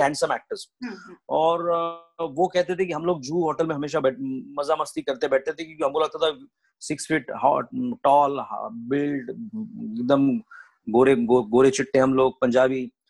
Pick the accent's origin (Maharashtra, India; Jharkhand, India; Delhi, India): Maharashtra, India; Paratwada; also born or lived in Amravati; मेरा जन्म वहीं पे हुआ परतवाड़ा में और मेरी स्कूलिंग फिर मेरा जूनियर कॉलेज और अमरावती में